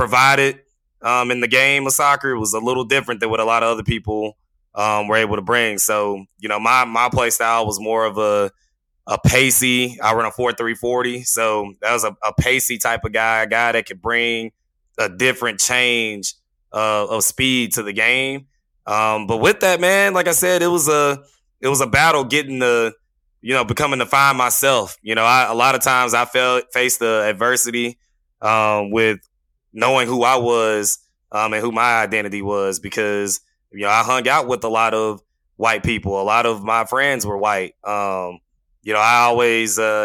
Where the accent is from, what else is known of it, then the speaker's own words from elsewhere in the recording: Terrell, Texas, United States; I grew up in Terrell